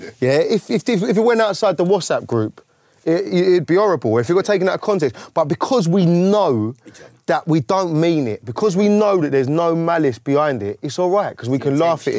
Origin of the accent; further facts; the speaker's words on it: London, United Kingdom; We're from South London, yeah?